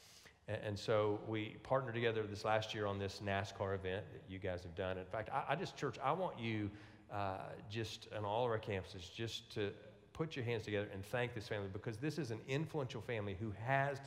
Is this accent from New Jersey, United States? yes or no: no; Louisiana, United States; I'm from Louisiana